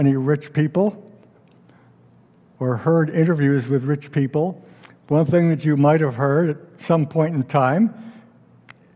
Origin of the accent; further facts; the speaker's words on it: upstate New York, United States; my hometown synagogue in upstate New York